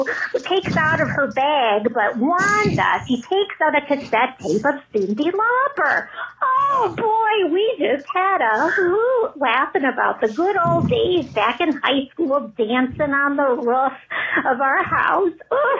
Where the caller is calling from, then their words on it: Minnesota, United States; This is …. I'm from Minnesota